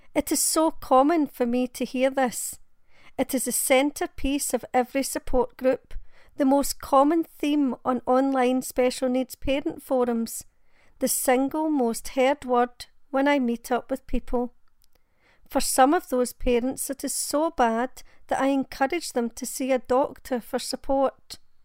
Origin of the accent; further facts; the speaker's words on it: Glasgow, Scotland, United Kingdom; I'm from Glasgow in Scotland.